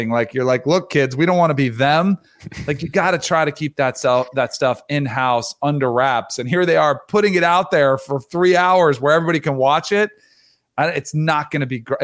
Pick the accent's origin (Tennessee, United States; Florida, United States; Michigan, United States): Florida, United States; You know, growing up in South Florida, a lot of them didn't go to Miami.